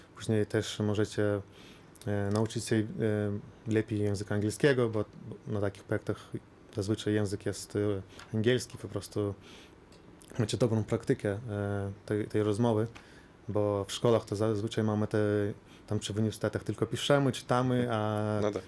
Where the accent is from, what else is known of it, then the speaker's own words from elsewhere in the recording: Lithuania; u nas na Litwie